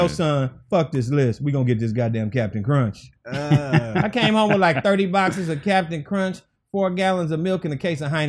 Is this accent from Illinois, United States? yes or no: yes; Chicago, Illinois, United States; moved away; also born or lived in Los Angeles; I grew up in Chicago on the South Side.